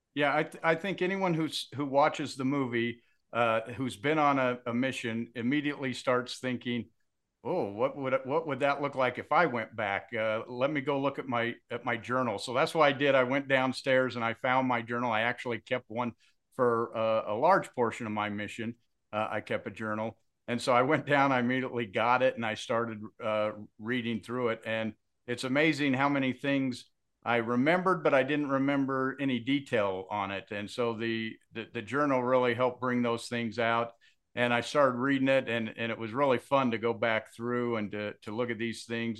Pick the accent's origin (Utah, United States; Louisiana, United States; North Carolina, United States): Utah, United States; Kaysville; I grew up in Kaysville, Utah